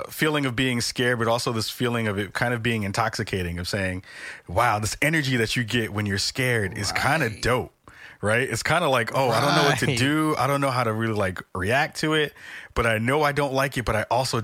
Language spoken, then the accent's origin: English; New York City, New York, United States; I'm from the Bronx. We were broke, so we couldn't go to Great Adventures, which was out in Jersey.